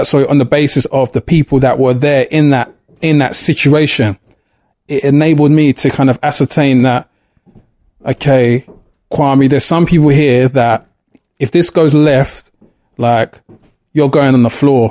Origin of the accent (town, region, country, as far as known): London, United Kingdom; born or raised there